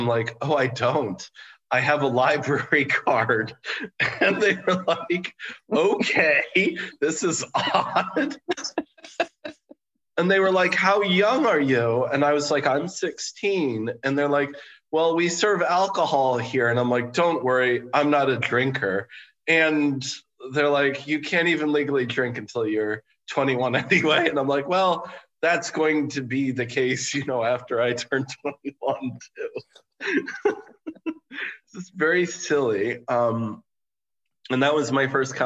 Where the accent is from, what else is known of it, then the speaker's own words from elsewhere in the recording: New York City, New York, United States; documented my experience growing up in New York City